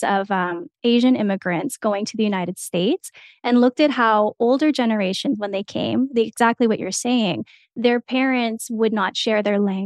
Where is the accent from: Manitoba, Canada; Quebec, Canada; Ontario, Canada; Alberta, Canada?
Alberta, Canada; small town in; moved away as an adult; now in Lethbridge, Canada; I grew up in a really isolated community